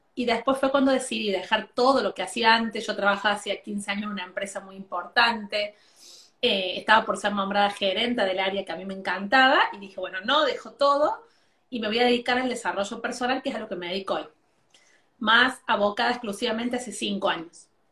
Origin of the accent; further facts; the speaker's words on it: Argentina; yo soy argentina